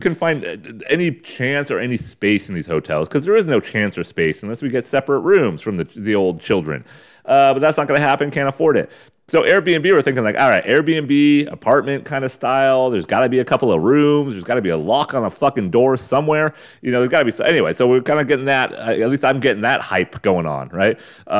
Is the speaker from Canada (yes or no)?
yes; Canada; I'll tell them I'm Canadian, but what if I said French-Canadian?